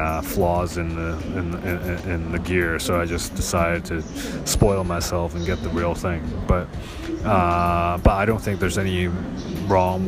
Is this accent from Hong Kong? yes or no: yes; Hong Kong; I'm from Hong Kong